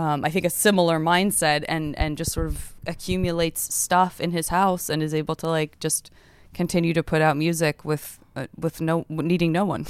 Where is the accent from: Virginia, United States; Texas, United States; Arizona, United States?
Arizona, United States; I'm from Arizona